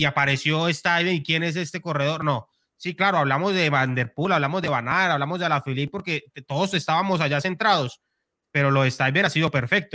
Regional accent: Bucaramanga, Santander, Colombia; yo soy de Bucaramanga

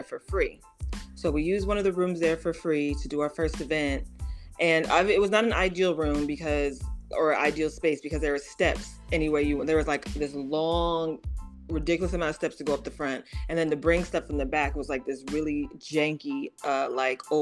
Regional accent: Oakland, California, United States; now in Los Angeles, United States; I'm from Oakland, so born and raised

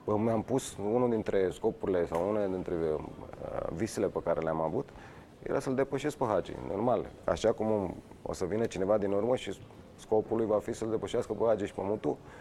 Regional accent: Romania

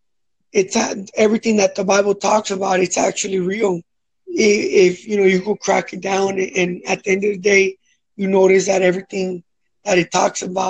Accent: Los Angeles, California, United States; I grew up in South Central Watts

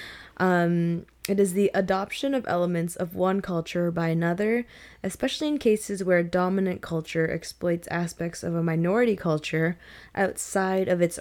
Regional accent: Canada; a Filipino-Canadian

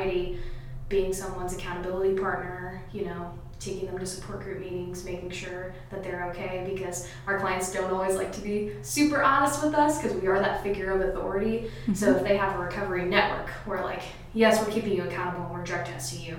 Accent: Lebanon, Indiana, United States; I was born and raised here, and I'm not that old, but I remember growing up in Lebanon

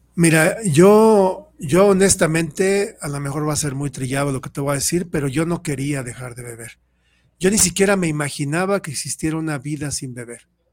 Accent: Mexico City, Mexico; yo soy de la Ciudad de México, y ahí en donde yo vivía

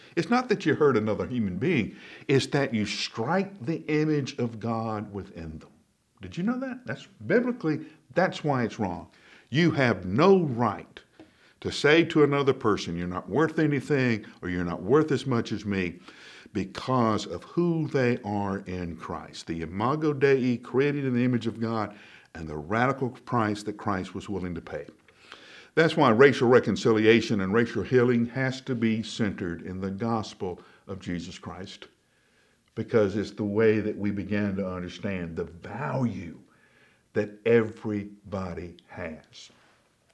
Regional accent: Alabama, United States; Now, I grew up in Alabama in the 60s and 70s

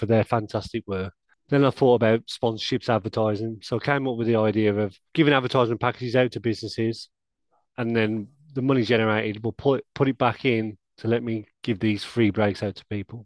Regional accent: Wolverhampton, West Midlands, United Kingdom; I'm born and bred at Wolverhampton

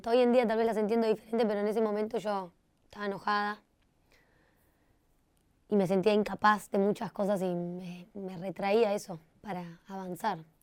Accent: Costa Rica; moved away; Viví con ella, bueno, desde que me vine de Costa Rica

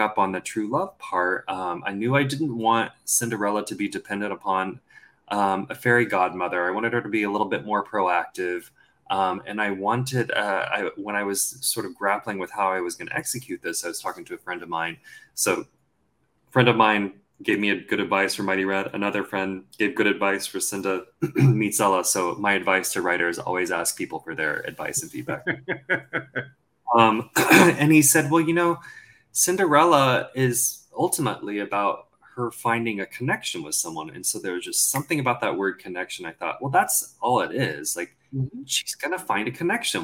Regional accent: Texas, United States; accent: Southern; I grew up in Texas. I grew up in the South

